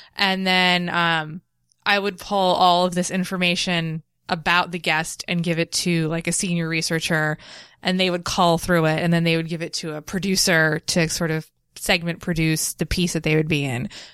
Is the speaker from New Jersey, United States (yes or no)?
yes; Nutley, New Jersey, United States; also born or lived in Bloomfield, New Jersey; I'm from Nutley, but I live in Bloomfield now